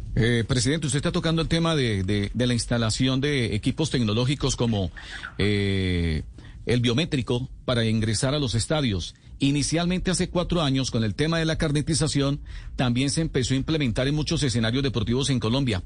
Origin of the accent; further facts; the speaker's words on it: Argentina; yo soy argentino